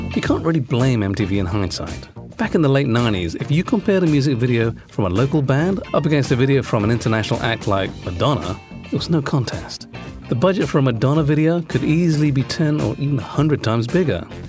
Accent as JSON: {"language": "English", "country": "Singapore", "said": "as a Singaporean"}